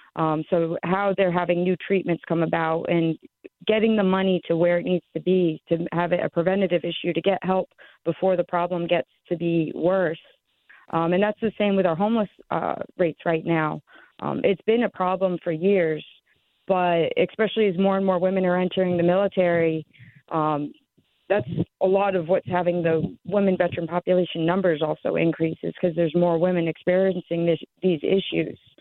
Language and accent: English; Sherman, Connecticut, United States; moved away as an adult; also born or lived in Alaska; I'm born born and raised in Sherman, Connecticut